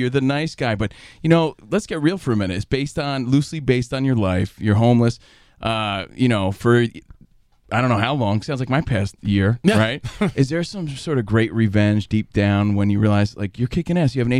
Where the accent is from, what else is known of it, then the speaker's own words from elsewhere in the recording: Union, New Jersey, United States; also born or lived in New York; now in Los Angeles, United States; he's from my hometown.